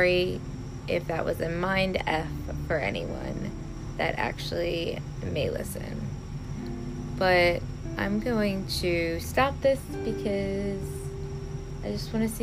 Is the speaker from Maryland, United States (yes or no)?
yes; Baltimore, Maryland, United States; I grew up in Baltimore, Maryland, where my dad died when I was 16